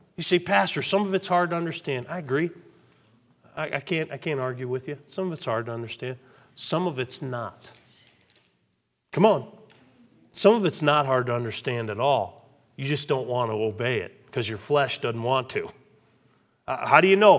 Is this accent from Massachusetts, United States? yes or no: yes; Westfield, Massachusetts, United States; We grew up in Westfield, Massachusetts